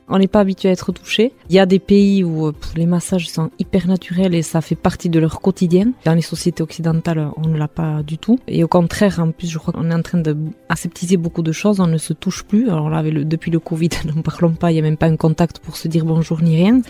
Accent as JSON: {"language": "French", "town": "Hasparren", "region": "Nouvelle-Aquitaine", "country": "France", "tie": "born or raised there", "first_language": "Basque", "second_language": "French", "lives_now": "Mendionde, France", "said": "je suis native d'Aspagne"}